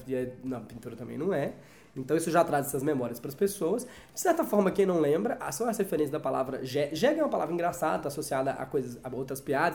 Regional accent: Brazil

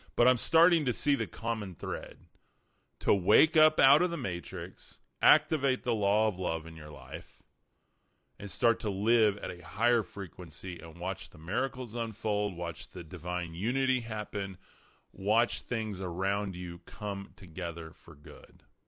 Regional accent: Amarillo, Texas, United States; born and raised in Amarillo, Texas, West Texas

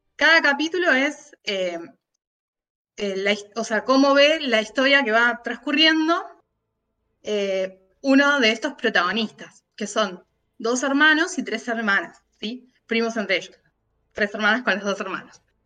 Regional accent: Argentina; acá en Argentina

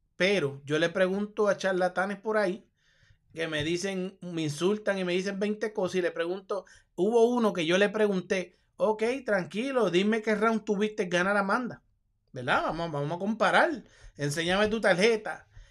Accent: Puerto Rico; yo soy puertorriqueño

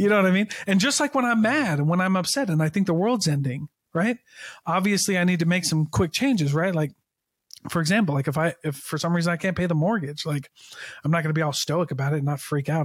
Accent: Keokuk, Iowa, United States; I'm from Iowa. Uh, I'm from Keokuk, Iowa

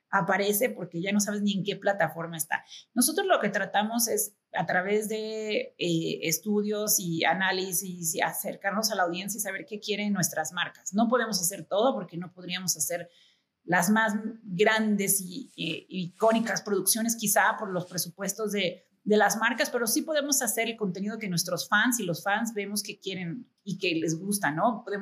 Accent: Mexico; Creo que yo soy americana-mexicana, obviamente mexicana-americana, o sea, tengo las dos nacionalidades. Y, me siento súper orgullosa de, de México

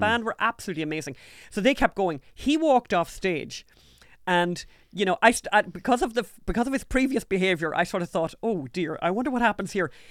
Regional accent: Ulster, Ireland; I'm from Ulster.

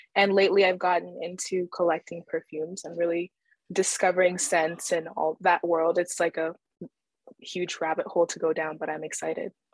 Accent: Calgary, Alberta, Canada; also born or lived in Nigeria; now in Vancouver, Canada; my family immigrated to Canada when I was less than two years old, and, uh, we stayed in Alberta, mostly Calgary

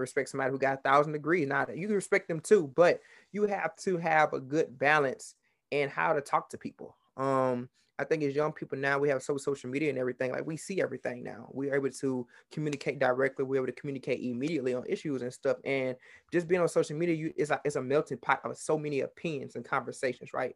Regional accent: Baton Rouge, Louisiana, United States; I'm from Baton Rouge, Louisiana

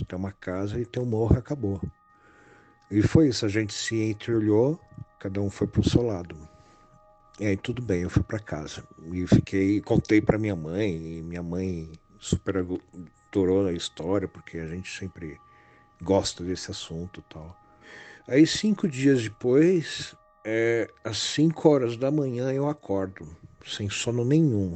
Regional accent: Santana de Parnaíba, São Paulo, Brazil; E lá eu passei toda a minha infância, meus avós são de lá

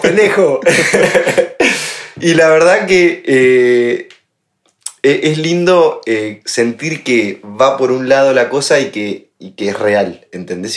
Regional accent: Argentina; moved away as an adult; now in Madrid, Spain

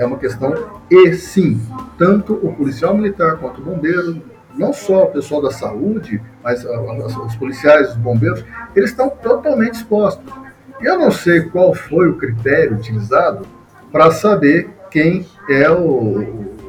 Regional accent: Mogi das Cruzes, São Paulo, Brazil; eu sou de Mogi das Cruzes, estou morando em Mogi das Cruzes

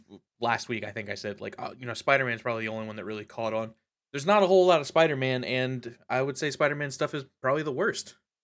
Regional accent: United States; My right as an American to be ignorant and wrong.

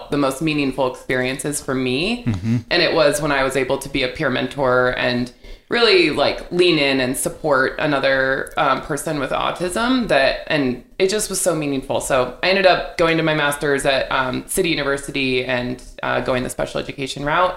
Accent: Vancouver, Washington, United States; also born or lived in Hawaii / Switzerland; I was born and raised in Vancouver

